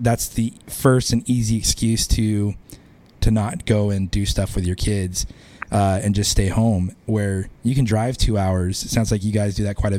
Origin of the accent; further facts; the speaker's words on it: Boise, Idaho, United States; he'd been to Idaho, when that's where I grew up